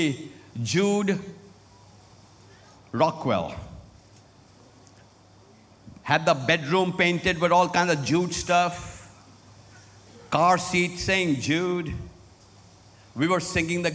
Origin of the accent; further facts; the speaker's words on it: Lucknow, Uttar Pradesh, India; moved away as an adult; now in United States; my hometown where I was raised in Lucknow, India, North India